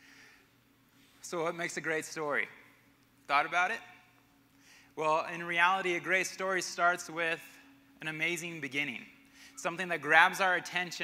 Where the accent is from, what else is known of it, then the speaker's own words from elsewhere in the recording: Albuquerque, New Mexico, United States; also born or lived in Arkansas / Connecticut; now in Colorado Springs, United States; Growing up in Albuquerque